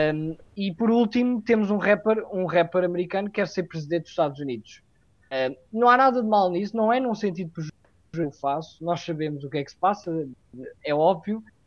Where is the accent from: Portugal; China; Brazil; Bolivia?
Portugal; Castelo Branco, Centro; Castelo Branco, por acaso é a cidade de onde eu, de, de onde eu sou ori, originário